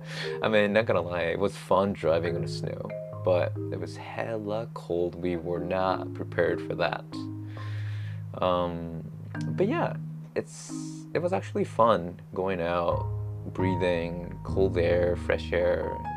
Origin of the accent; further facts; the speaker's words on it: Osaka, Japan; also born or lived in Vancouver; Osaka, like my hometown